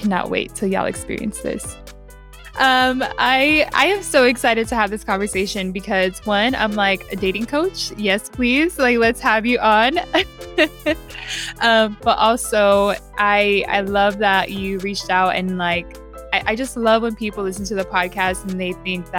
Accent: San Diego, California, United States; I'm from San Diego

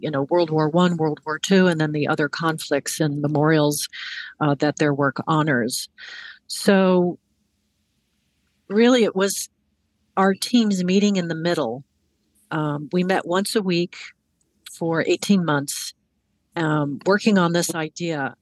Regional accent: Hudson Valley, New York, United States; moved away as an adult; also born or lived in Washington, D.C.; I I grew up in, in the Hudson Valley in New York, and I came south to go to college

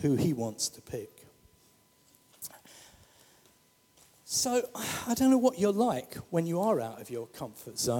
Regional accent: London, United Kingdom; I come from the St. Helier estate

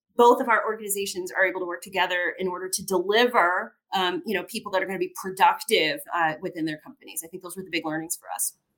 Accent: Gary, Indiana, United States; I was born in uh, Gary, Indiana, which was a steel mill town

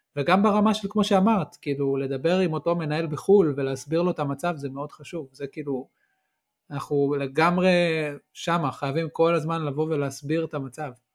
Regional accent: Israel

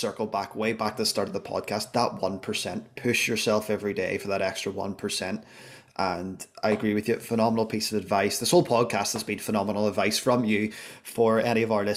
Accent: Belfast, Northern Ireland, United Kingdom; I'm from Belfast

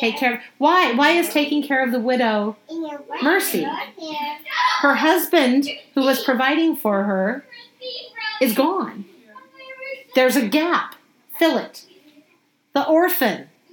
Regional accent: United States; I was born in America

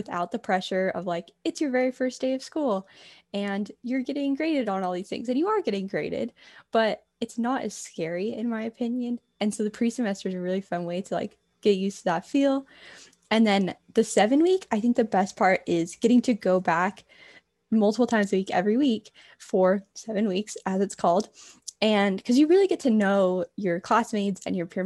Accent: West Jordan, Utah, United States; I'm from West Jordan, Utah

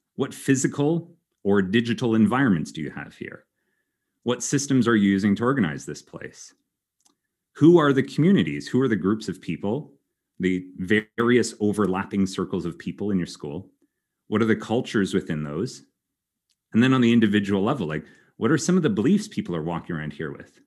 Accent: Canada; moved away as an adult; also born or lived in Germany; now in Belgium; I am originally Canadian

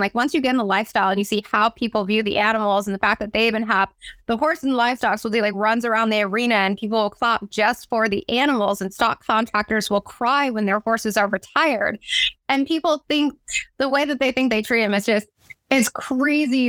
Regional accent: Salinas, California, United States; I did grow up in Salinas, California, which is the salad bowl capital of the world

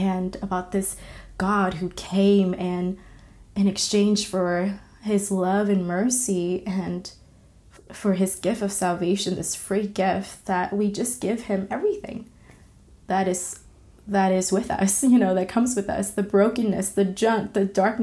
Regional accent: California, United States; also born or lived in Vietnam; my family and I moved to the States, specifically to the state of California, and I grew up there

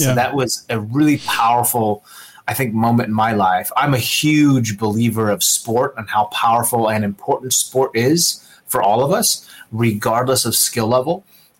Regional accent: Seattle, Washington, United States; I grew up in the Seattle region.

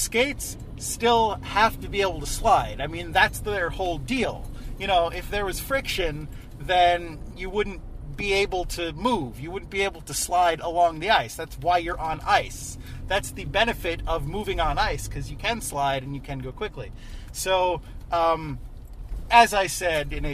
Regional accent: New York, United States; I'm a New Yorker

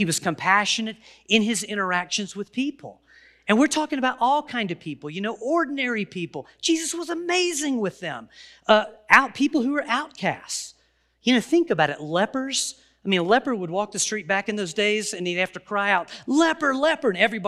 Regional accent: the South, United States; And so well, I'm from the South. I can probably say will and get away with it.

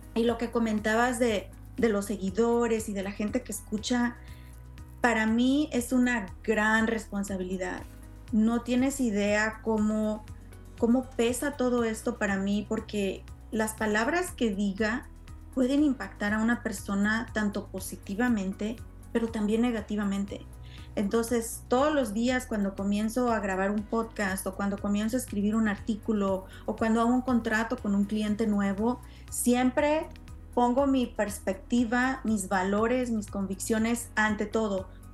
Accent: Mexico; now in United States; como latina criada en México

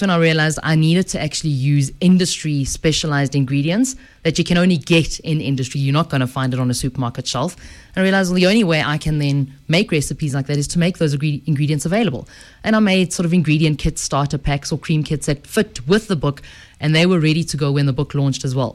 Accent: Edenvale, Gauteng, South Africa; I'm a girl from the Vale, from good old Eden Vale.

